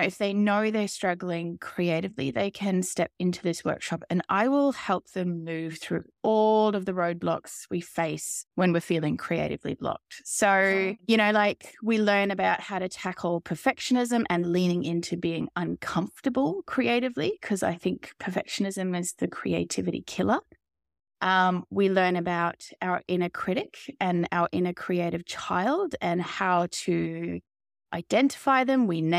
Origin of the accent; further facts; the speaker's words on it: Australia; I come from Australia, particularly I'm living in outback Australia right now, in a very small town.